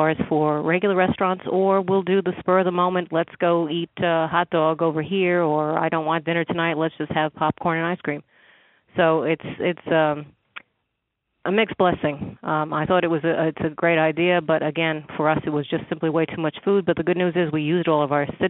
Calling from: San Antonio, Texas, United States; I'm calling from San Antonio, Texas

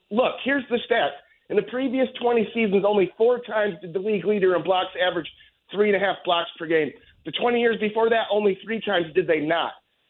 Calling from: Lansing, Michigan, United States; It's why I'm from Lansing, listening to New York sports radio.

